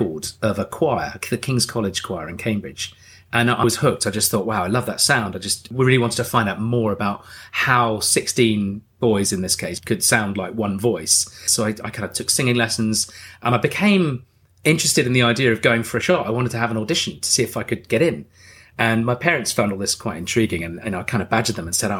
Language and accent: English; Jersey; also born or lived in Darlington, County Durham, England; I was born in County Durham, and then we did move to Jersey when I was, I think, 3 or 4 years old.